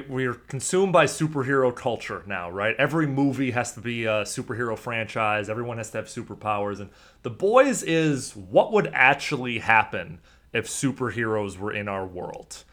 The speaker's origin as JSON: {"language": "English", "town": "Chicago", "region": "Illinois", "country": "United States", "moved": "yes", "said": "I was from Chicago. I grew up probably middle to upper middle class"}